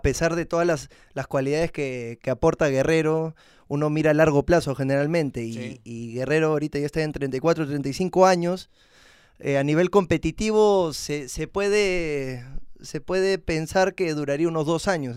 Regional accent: Peru; como todo peruano

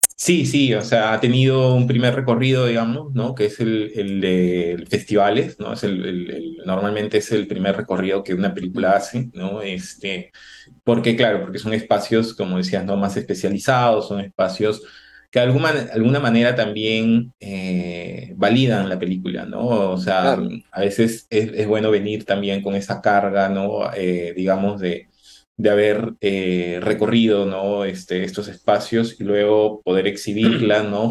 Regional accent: Chiclayo, Lambayeque, Peru; yo soy de Chiclayo

